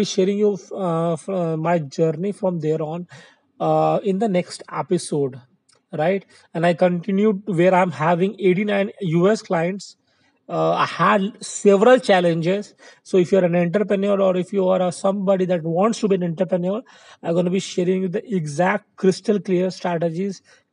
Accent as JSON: {"language": "English", "country": "India", "said": "I'm from India"}